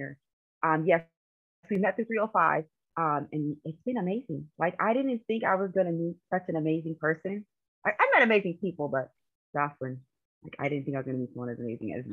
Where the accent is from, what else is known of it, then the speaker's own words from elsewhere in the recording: California, United States; moved away as an adult; now in Philadelphia, United States; I currently live in Pennsylvania. I am originally from California. So I like to say I'm a Cali girl seasoned with Philly